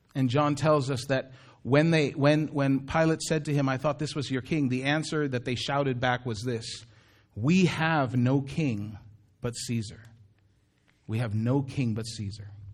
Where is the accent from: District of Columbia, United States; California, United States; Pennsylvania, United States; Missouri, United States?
California, United States; Daly City; also born or lived in Philippines; I would say I was from Daly City. Because Daly City is where I grew up.